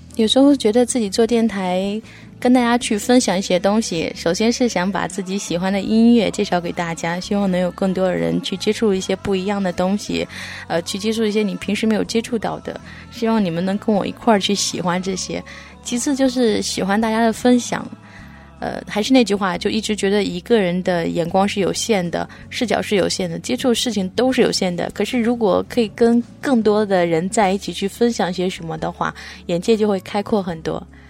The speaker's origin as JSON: {"language": "Chinese", "region": "Jiangsu", "country": "China", "tie": "born or raised there", "moved": "yes", "said": "我的家在江苏"}